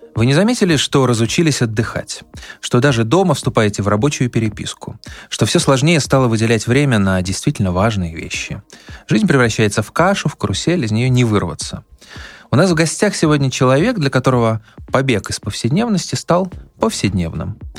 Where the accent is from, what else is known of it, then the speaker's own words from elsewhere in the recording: Arkhangelsk Oblast, Russia; я, поскольку вырос в Архангельской области, я примерно представляю, что такое северная природа